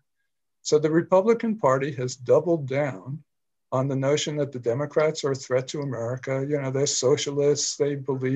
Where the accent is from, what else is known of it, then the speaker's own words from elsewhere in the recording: New York City, New York, United States; moved away as an adult; also born or lived in Washington, District of Columbia, United States; I grew up in New York City and went to college